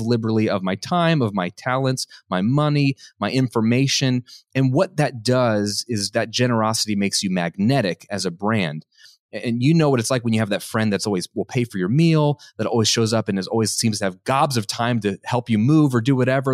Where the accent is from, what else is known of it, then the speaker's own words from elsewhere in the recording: United States; what I was conditioned as an American to have